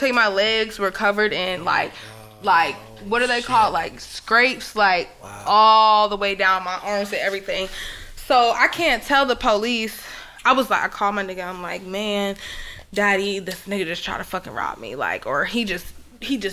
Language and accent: English; Florida, United States; I'm from Florida